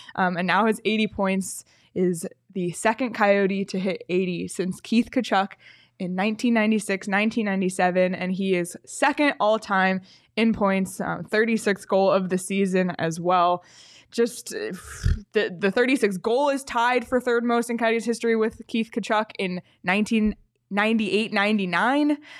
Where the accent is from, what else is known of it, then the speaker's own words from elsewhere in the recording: Toronto, Ontario, Canada; I'm from Toronto.